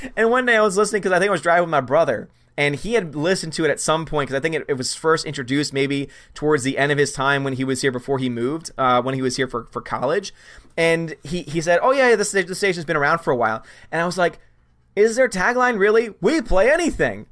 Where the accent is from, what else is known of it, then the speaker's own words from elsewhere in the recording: New Orleans, Louisiana, United States; I'm from Louisiana. I'm from New Orleans